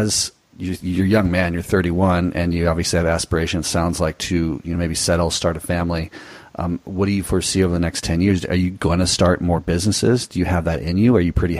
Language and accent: English; Southern California, United States; moved away as an adult; also born or lived in Nicaragua; we came from Southern California, we are familiar with Spanish culture and the language to a certain extent.